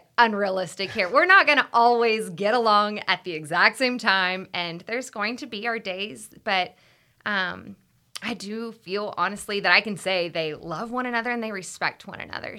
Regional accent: Austin, Texas, United States; I actually grew up in Austin. I'm born and raised in Austin

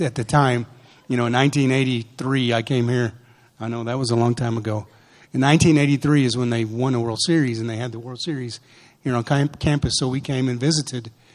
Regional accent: Portales, New Mexico, United States; The way we were raised in New Mexico

